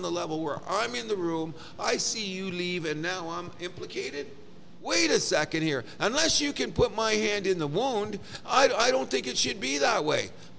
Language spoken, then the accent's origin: English; Canada; I'm embarrassed as a Canadian to love hockey this much